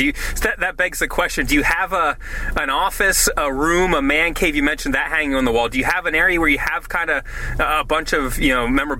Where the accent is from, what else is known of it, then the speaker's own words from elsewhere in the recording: Pennsylvania, United States; I'm from Pennsylvania, so I know all well about Philly fans.